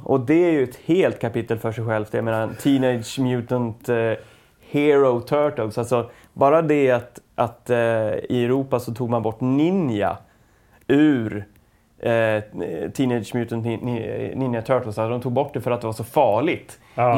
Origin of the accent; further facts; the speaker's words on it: Ljusne, Gävleborg County, Sweden; det här hände då i Ljusne, där jag växte upp